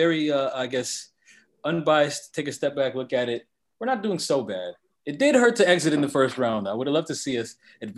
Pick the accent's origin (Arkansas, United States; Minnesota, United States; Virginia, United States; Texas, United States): Minnesota, United States; I'm a Minnesota United fan. I'm from Minnesota.